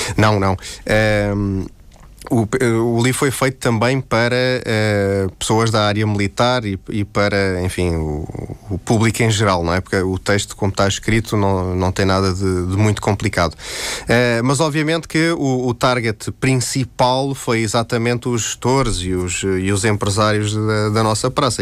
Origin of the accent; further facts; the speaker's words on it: Terceira, Azores, Portugal; eu sou açoriano, eh, mais concretamente terceirense